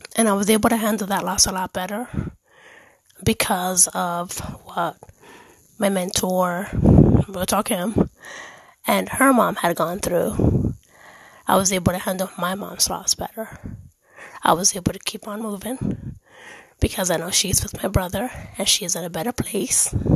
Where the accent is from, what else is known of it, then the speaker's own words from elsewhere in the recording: Dominican Republic; also born or lived in Germany; I am Dominican. I was born in Erlich in Germany